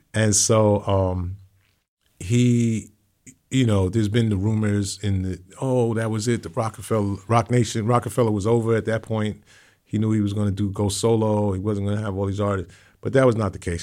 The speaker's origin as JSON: {"language": "English", "town": "New York City", "region": "New York", "country": "United States", "tie": "born or raised there", "also_born_or_lived": "Hollis, Queens, New York", "said": "I'm from Hancock Street"}